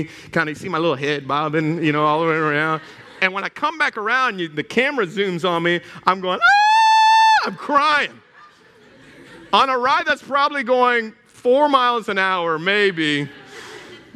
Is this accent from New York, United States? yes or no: no; Houston, Texas, United States; moved away; I grew up in Houston, Texas. I am a Texas boy that turned Cajun